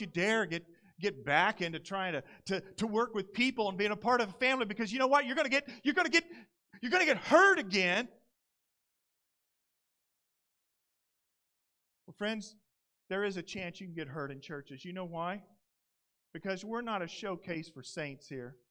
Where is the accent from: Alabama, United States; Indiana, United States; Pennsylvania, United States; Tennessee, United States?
Indiana, United States; moved away as an adult; now in Southern California, United States; I come from Indiana. I grew up on a large grain farm